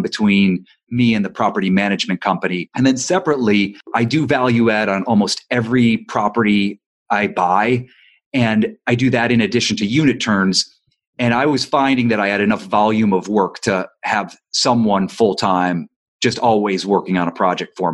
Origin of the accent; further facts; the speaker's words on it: Ohio, United States; now in Los Angeles, United States; I'm not from Los Angeles, I'm from Ohio